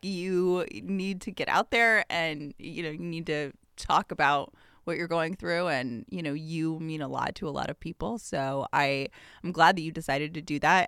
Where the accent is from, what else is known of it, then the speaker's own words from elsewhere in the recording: Atlanta, Georgia, United States; I grew up in Atlanta